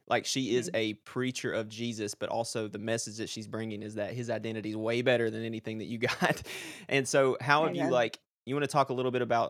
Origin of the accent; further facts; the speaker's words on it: Virginia, United States; also born or lived in Northwest US; now in Pacific Northwest, United States; I'm born and raised in Virginia.